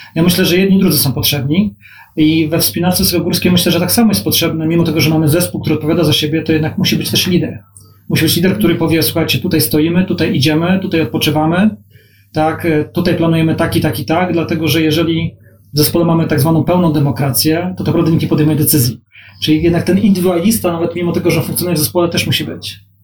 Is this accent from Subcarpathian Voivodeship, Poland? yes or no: no; Gdańsk, Pomeranian Voivodeship, Poland; also born or lived in Warsaw; Gdańsk jest moim miastem rodzinnym